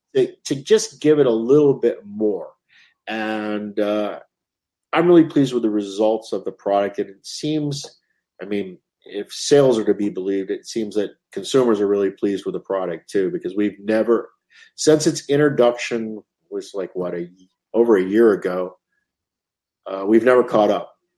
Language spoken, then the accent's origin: English; United States; as an American